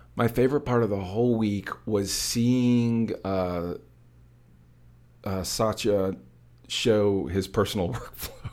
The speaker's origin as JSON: {"language": "English", "country": "United States", "said": "as an American"}